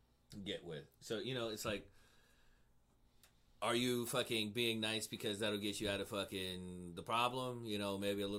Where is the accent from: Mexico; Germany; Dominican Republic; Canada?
Mexico; moved away as an adult; also born or lived in United States; now in Cincinnati, United States; I grew up in Mexico. I was down there for, like, 10 years, you know, from all my formative years, like, 9 to 19, something like